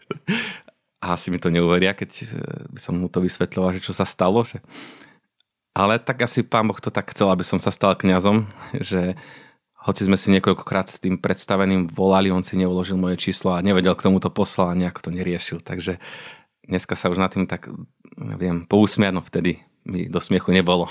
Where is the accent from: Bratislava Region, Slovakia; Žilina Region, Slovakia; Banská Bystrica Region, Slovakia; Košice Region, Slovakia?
Žilina Region, Slovakia; Orava; also born or lived in Kazakhstan / Germany; ja som sa narodil na Orave, možno povedať v horách. Tak eh, sme bývali kúsok od lesika